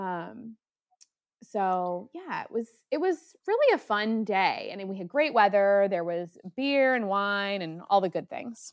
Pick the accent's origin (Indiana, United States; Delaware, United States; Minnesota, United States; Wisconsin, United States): Delaware, United States; I was from Delaware